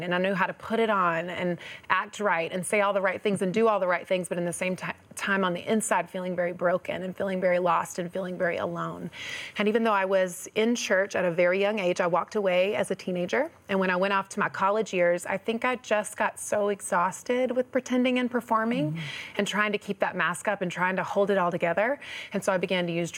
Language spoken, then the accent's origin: English; North Carolina, United States; I was raised in the South in North Carolina